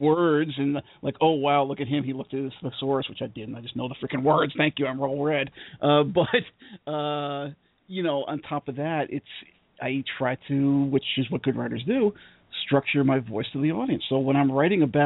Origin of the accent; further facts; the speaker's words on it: United States; we're obviously from the States.